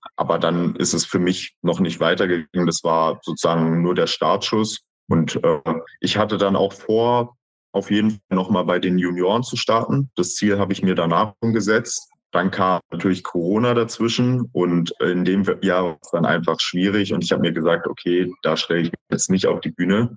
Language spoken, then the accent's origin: German; Berlin, Germany; ich komme ja aus Berlin, dass ich dort halt ein Einzelstudio, nämlich die XXXL Schmiede, gefunden habe und dort halt mit 14 schon im Studio anfangen konnte zu trainieren